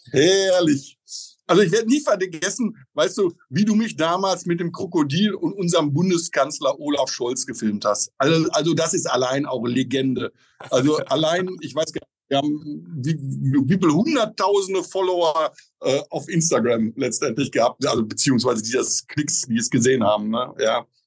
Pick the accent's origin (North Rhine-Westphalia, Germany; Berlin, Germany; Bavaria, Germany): North Rhine-Westphalia, Germany; Oelde; now in Potsdam, Germany; Ich selber komme gebürtig aus Oelde. Das ist so ein kleiner Ort zwischen Münster und Bielefeld.